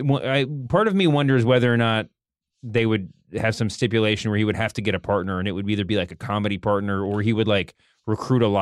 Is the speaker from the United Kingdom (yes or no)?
no; Canada; But um, as a Canadian, yeah.